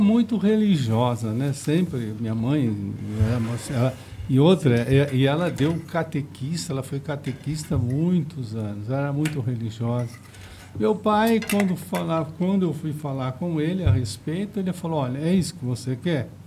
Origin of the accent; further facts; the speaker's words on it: Osasco, São Paulo, Brazil; eu nasci em Presidente Altino